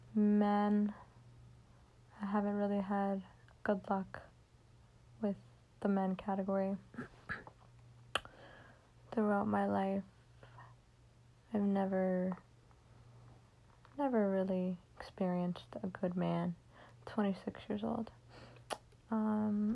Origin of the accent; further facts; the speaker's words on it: Connecticut, United States; I'm from Connecticut